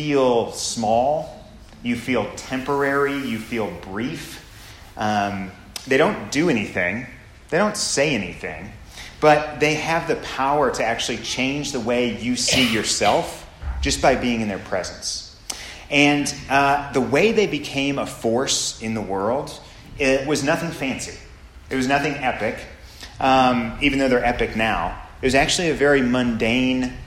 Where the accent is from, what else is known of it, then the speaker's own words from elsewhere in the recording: Midwest, United States; growing up in the Midwest